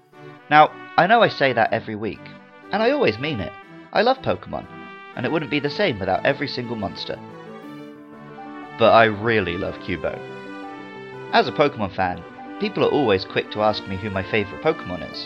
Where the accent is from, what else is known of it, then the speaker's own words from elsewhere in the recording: London, United Kingdom; I was born in London